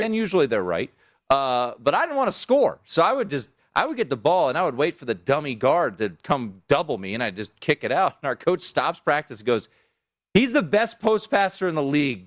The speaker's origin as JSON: {"language": "English", "town": "Washington", "country": "United States", "tie": "born or raised there", "moved": "yes", "said": "my hometown"}